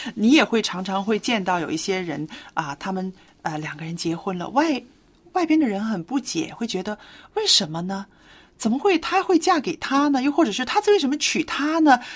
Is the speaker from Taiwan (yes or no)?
no; China; 我们中国人说，啊，避风的港湾